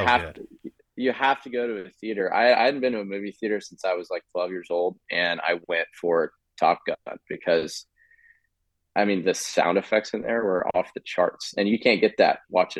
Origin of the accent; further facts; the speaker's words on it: Houston, Texas, United States; I grew up in Texas. I'm from Houston